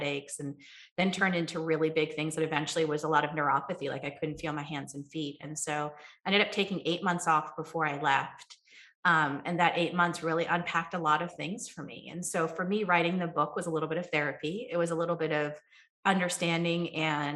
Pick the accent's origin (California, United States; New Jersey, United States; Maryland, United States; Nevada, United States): New Jersey, United States; also born or lived in Ohio; I grew up in New Jersey